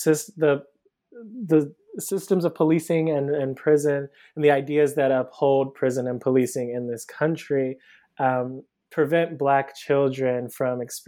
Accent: Cleveland, Ohio, United States; moved away as an adult; now in Brooklyn, United States; So I'm originally from Cleveland, Ohio. I live in Brooklyn now. I moved here about 10 years ago for undergrad

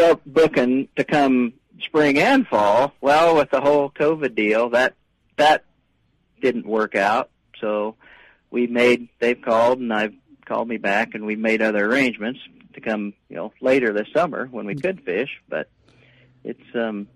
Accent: South Central Kansas, United States; now in Bemidji, United States; I grew up in South Central Kansas. If you on a map, if you find Wichita, I grew up in a little town of about 750 people, 30 miles north of Wichita

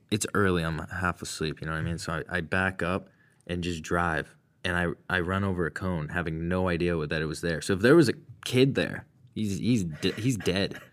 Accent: Massachusetts, United States; I'm from Mass

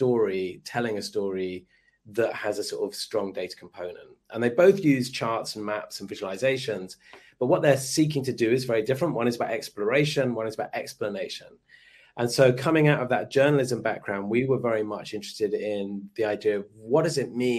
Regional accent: London, United Kingdom; I am from London, but I'm actually dialing in from Sydney

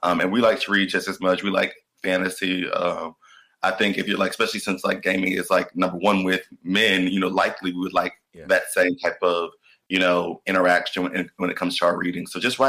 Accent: Atlanta, Georgia, United States; I identify as a creative. I'm from Atlanta, Georgia.

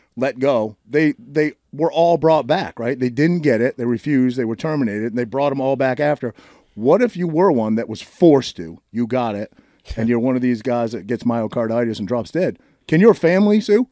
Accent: Maine, United States; now in New Jersey, United States; I grew up in Maine scrapping

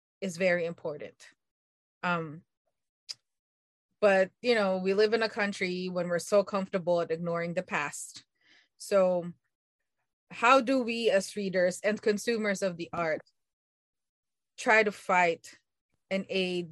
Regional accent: Philippines; as I'm Filipino

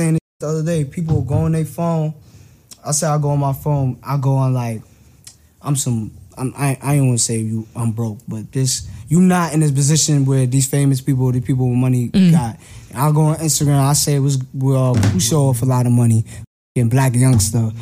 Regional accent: New York City, New York, United States; my hood, because I love Brooklyn, East New York all day

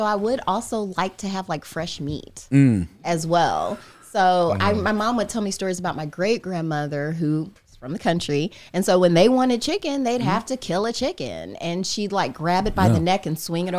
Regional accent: Indiana, United States; I'm from Indiana. I'm not used to riding a bike on a hill.

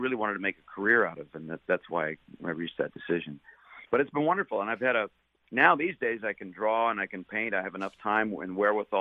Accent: Los Angeles, California, United States; also born or lived in New York City; I walked to school. I lived in the Valley, San Fernando Valley. Rode my bike around, and back then in the '60s

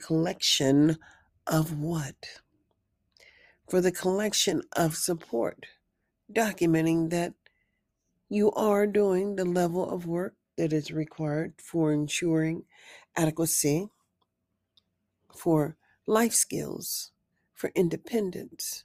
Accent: United States; also born or lived in Nevada; we are Americans

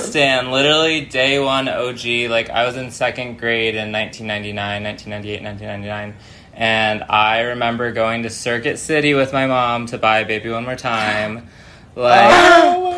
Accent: New York City area, United States; also born or lived in Danbury, Connecticut / Manhattan / Las Vegas; now in Los Angeles, United States; I live in Los Angeles, California, but I'm originally from the New York City area

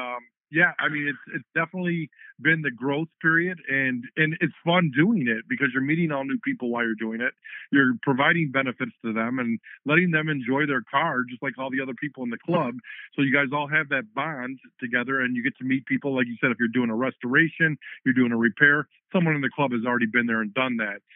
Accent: Dearborn, Michigan, United States; growing up in Dearborn

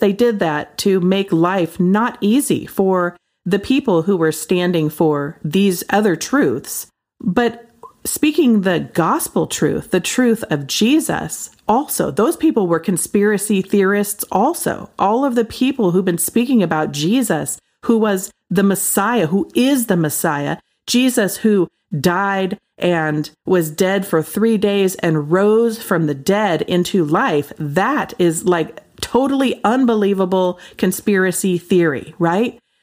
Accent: Pacific Northwest, United States; I grew up in the Pacific Northwest

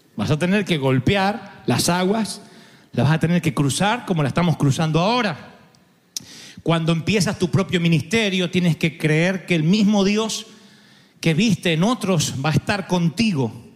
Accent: Argentina

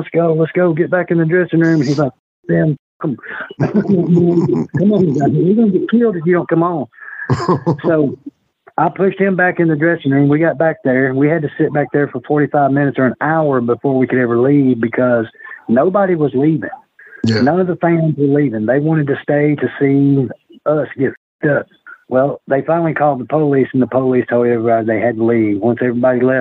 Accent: Fayetteville, Tennessee, United States; My hometown is Fayetteville, Tennessee

